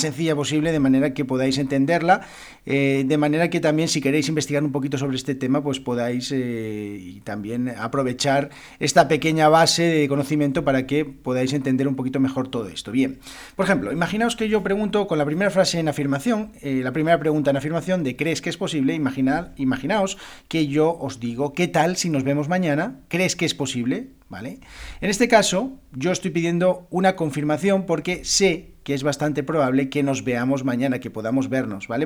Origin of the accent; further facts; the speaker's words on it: Spain; first language Spanish; yo como español, como español de España